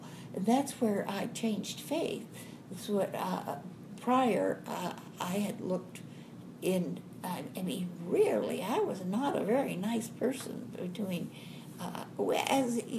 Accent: Caddo, Oklahoma, United States; also born or lived in Durant, Oklahoma; my grandma and grandpa lived in Caddo, so I was raised in Caddo

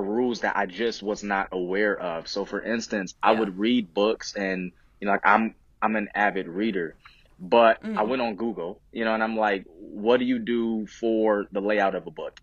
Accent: Buffalo, New York, United States; moved away as an adult; now in Charlotte, United States; originally I'm from Buffalo, New York, and now I've relocated my family for about 3 years, going on 3 years, to Charlotte, North Carolina.

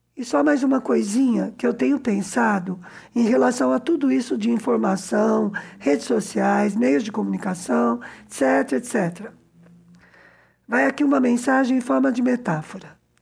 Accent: São Paulo, Brazil; moved away as an adult; also born or lived in southern Minas Gerais, Brazil; now in Cuba; eu que sou de São Paulo e morei na fronteira com o sul de Minas

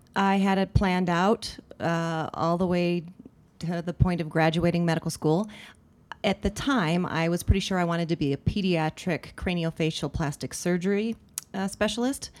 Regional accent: Littleton, Colorado, United States; I grew up mostly in Littleton, um, in the middle class suburbs. Uh, went to Arapahoe High School

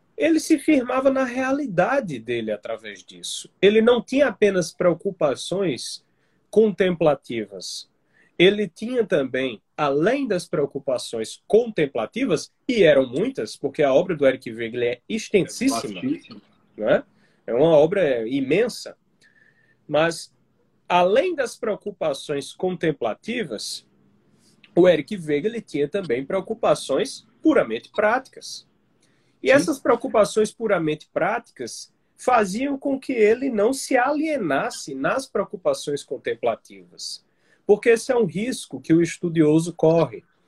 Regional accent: Campina Grande, Paraíba, Brazil; moved away as an adult; now in João Pessoa, Brazil; quando eu vim para a capital, para João Pessoa, eu, eu sou de Campina Grande

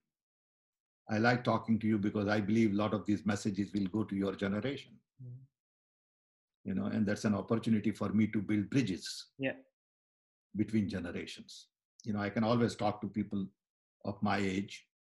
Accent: India; I was born in British Raj

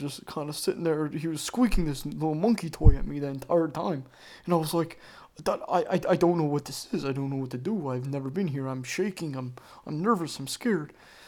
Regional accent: Florence, South Carolina, United States; born there; I was born in Florence, South Carolina, which is about an hour and a half away from Myrtle Beach. And let me tell you, I was born in the middle of nowhere.

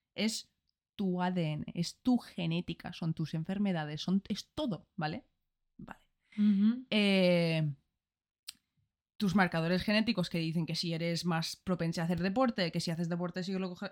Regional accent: Ireland; Spanish is a second language; moved away; soy de Irlanda

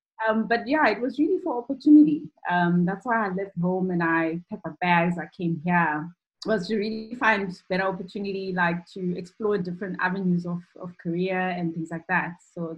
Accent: Zimbabwe; moved away as an adult; now in South Africa; I think I come from Zimbabwe as well. That's my background.

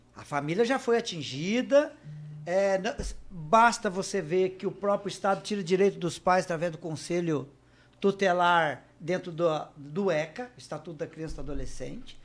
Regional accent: Paraná, Brazil; now in Rio Grande do Sul, Brazil; eu não sou gaúcho, sou do Paraná. Quando eu vim para o Rio Grande do Sul

